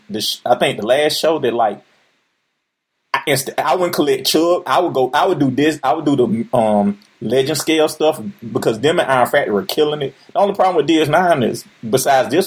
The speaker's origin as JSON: {"language": "English", "town": "Atlanta", "region": "Georgia", "country": "United States", "tie": "born or raised there", "said": "I'm from Atlanta, and like the NWA used to film here. So basically, I seen them growing up a lot."}